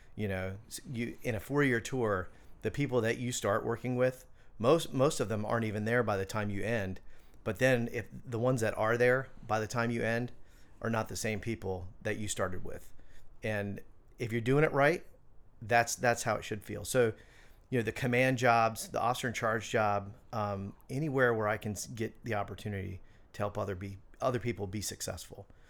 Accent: Orlando, Florida, United States; moved away as an adult; also born or lived in Hatteras, North Carolina / Charleston; I grew up in Orlando

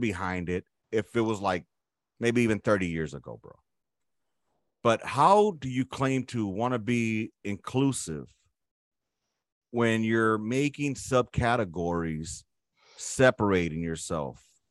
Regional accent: United States; I'm an American of Latino or Hispanic descent

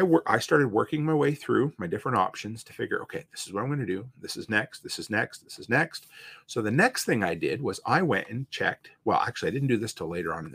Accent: Provost, Alberta, Canada; moved away; my hometown, to Provost

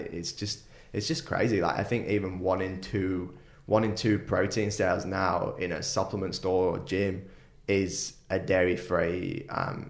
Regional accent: United Kingdom; now in Gold Coast, Australia; me being from the UK

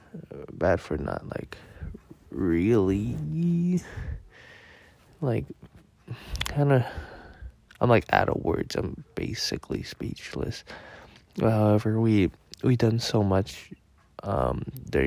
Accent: San Jose, California, United States; also born or lived in Merced; I grew up in San Jose

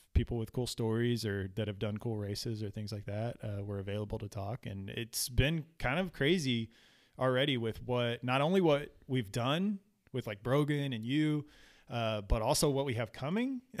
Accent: Florida, United States; moved away; also born or lived in South Texas; where I grew up in Florida

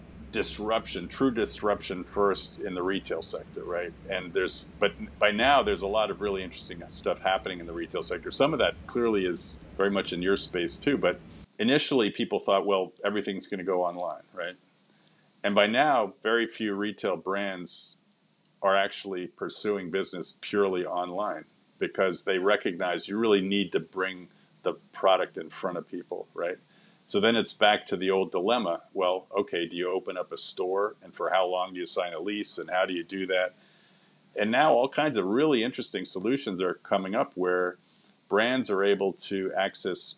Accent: Boston, Massachusetts, United States; moved away; also born or lived in New York / London / Berlin; I was born in Boston

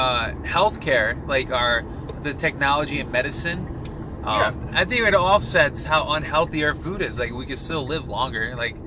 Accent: United States; as an American.

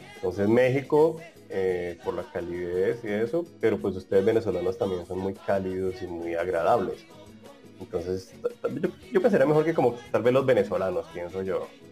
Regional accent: Colombia; moved away as an adult; also born or lived in Bogotá; now in Brazil; yo soy colombiano

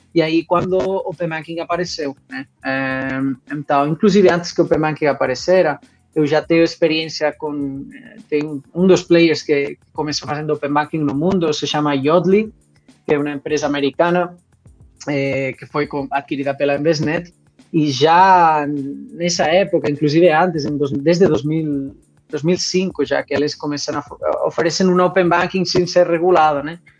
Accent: Barcelona, Catalonia, Spain; Portuguese is a second language; moved away as an adult; also born or lived in London; now in Brazil; eu eh, sou de Barcelona, sou espanhol, eh, de origem. Agora já acolhido pelo Brasil

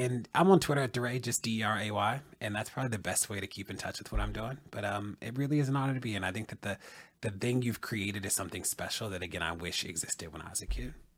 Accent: Baltimore, Maryland, United States; a black gay kid growing up in Baltimore

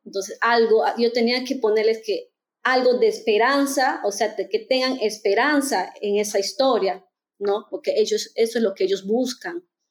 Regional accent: Peru; moved away as an adult; also born or lived in India; now in Germany; soy peruana

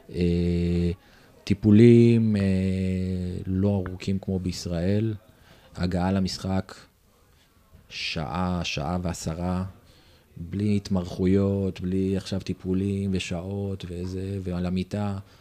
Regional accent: Israel; moved away as an adult; also born or lived in Germany

